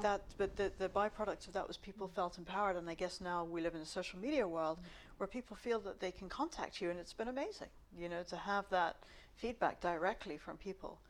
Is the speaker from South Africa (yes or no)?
yes; South Africa; now in London, United Kingdom; I'm Indian, uh, South African, Muslim background